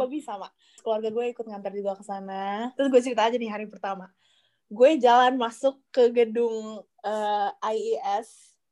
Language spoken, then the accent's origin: Indonesian; Indonesia; moved away